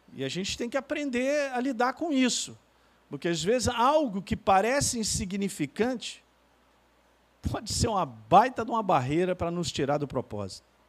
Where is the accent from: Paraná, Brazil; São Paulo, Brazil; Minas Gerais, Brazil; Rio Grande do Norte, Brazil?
Minas Gerais, Brazil; Eu sou mineiro